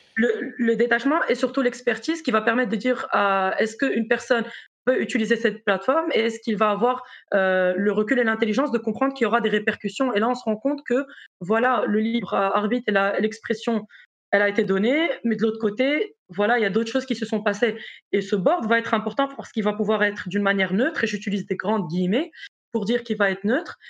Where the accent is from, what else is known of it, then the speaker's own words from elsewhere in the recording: Morocco; moved away as an adult; also born or lived in South Africa / Brazil / United States / France; now in Belgium; je suis marocaine